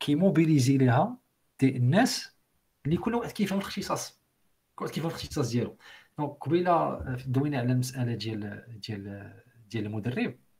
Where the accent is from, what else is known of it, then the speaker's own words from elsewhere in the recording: Morocco; عندنا في المغرب